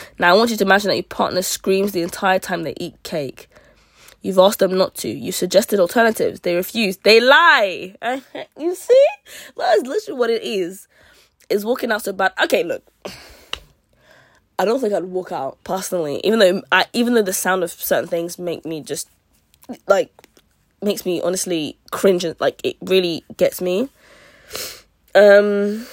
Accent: United Kingdom; I'm Nigerian. I'm Nigerian and British

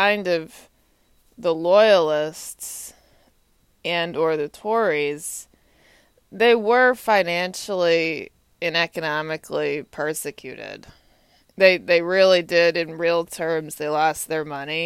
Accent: Texas, United States; I grew up in Texas.

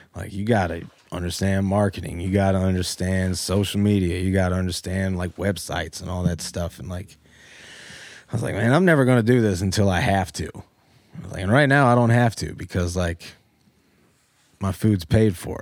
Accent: Powhatan, Virginia, United States; moved away as an adult; now in Newport News, United States; Born and raised in Powhatan, west of Richmond

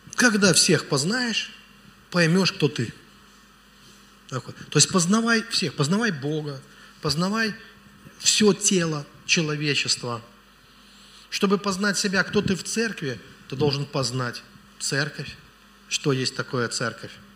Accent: Velikiye Luki, Pskov Oblast, Russia; я из Великих... У меня город на болотах вообще.

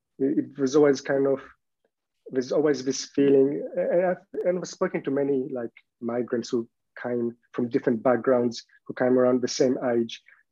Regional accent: Poland; English is a second language; now in Australia; Growing up in Poland, you think, in East Europe in the 90s, like you really think especially as a kid, you have these kind of completely unrealistic expectations.

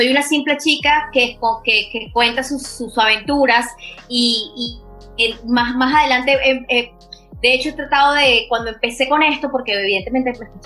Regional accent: Venezuela; soy una chica venezolana y quiero dejar, que eh, eso sí, yo, soy mucho de, mis raíces

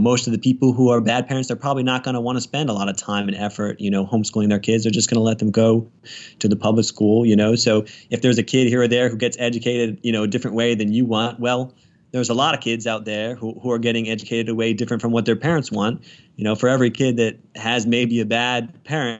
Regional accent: Northern Virginia, United States; moved away as an adult; now in Richmond, United States; I'm from Northern Virginia. I just moved down to the Richmond area about a year and a half ago

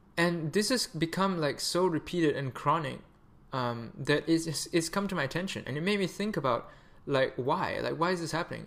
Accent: Malaysia; moved away; also born or lived in Canada; I'm Malaysian

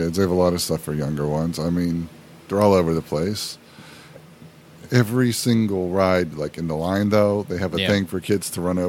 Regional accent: Pennsylvania, United States; now in Florida, United States; I'm from Pennsylvania.

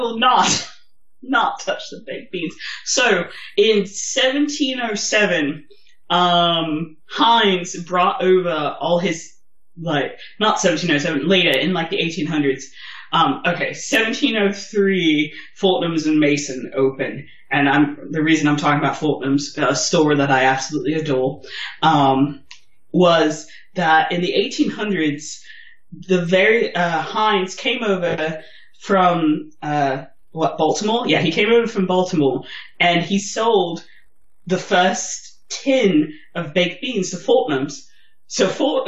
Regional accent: Germany; I'm German

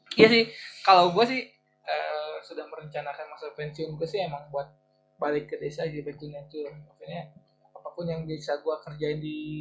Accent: Bandung, West Java, Indonesia; also born or lived in Jakarta / Subang; Merantau ke daerah ibu kota. Gak lama gue balik lagi ke Bandung

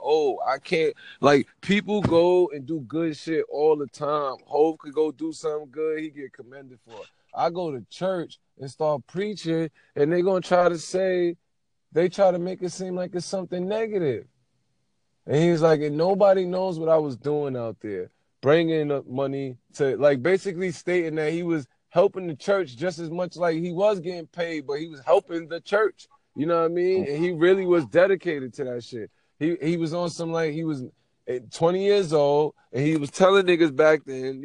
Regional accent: New York City, New York, United States; I'm from New York City, Brooklyn, East New York

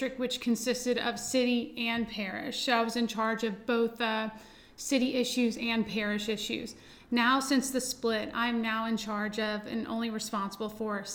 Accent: Lafayette, Louisiana, United States; I'm from Lafayette, born and raised

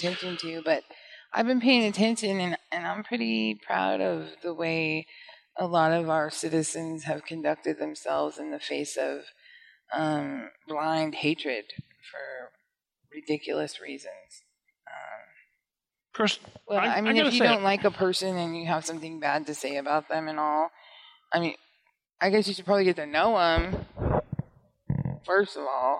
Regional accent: the West, United States; I'm from the West

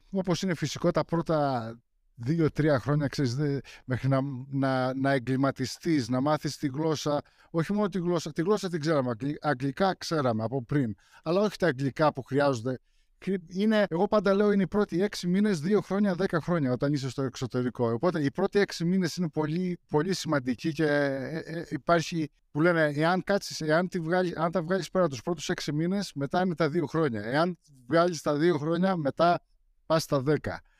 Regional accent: Greece; now in United States; Γεννήθηκα εδώ πέρα, αλλά μεγάλωσα στην Ελλάδα. Δηλαδή, όταν ήταν να πάω δημοτικό, μετακόμισαν. Οπότε πήγα δημοτικό γυμνάσιο Λύκειο και στρατό στην Ελλάδα.

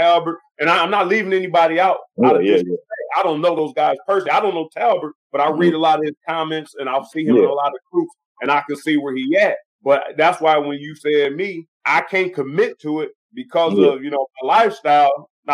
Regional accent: Midwest, United States; moved away; I'm from the Midwest

